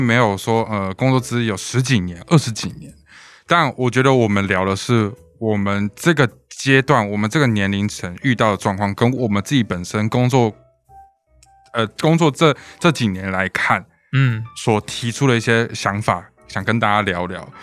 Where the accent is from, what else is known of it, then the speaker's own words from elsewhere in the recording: Taiwan; 我们身在一个台湾民族的国家